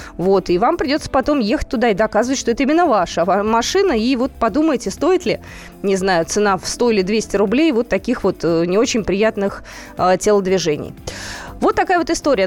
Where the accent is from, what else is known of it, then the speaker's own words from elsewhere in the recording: Moscow, Russia; мы, москвичи